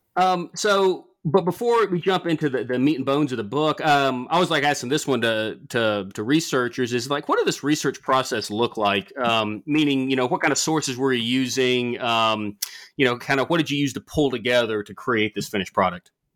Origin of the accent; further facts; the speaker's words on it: the South, United States; growing up in the South